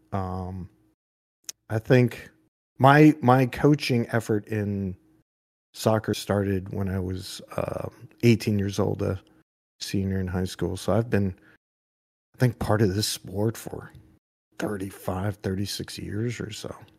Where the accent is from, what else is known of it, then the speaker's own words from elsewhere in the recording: New Hampshire, United States; when I grew up in New Hampshire